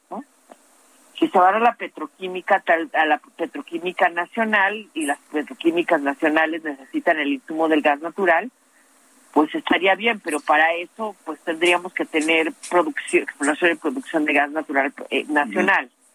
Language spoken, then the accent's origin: Spanish; Mexico; yo como mexicana